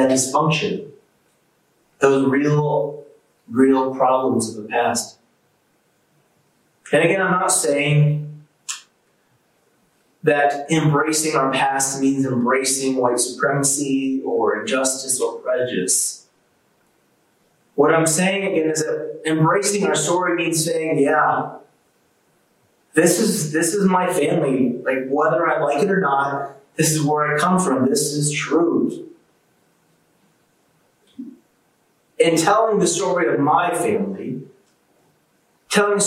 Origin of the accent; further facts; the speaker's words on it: United States; as an American